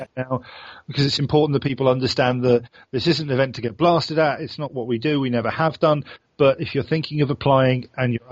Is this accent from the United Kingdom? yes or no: yes; England, United Kingdom; now in Sweden; I'm Englishman